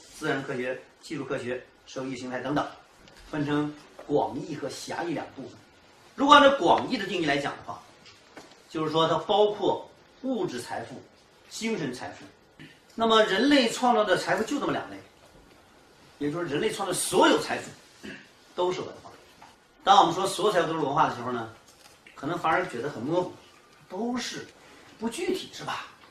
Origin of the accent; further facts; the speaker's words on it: China; also born or lived in Qinhuangdao (Yanshan University); 我们中国人常用的方式